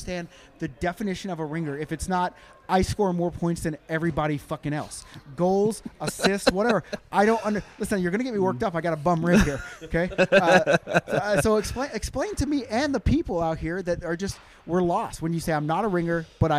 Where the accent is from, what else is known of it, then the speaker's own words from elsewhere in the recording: United States; I'm American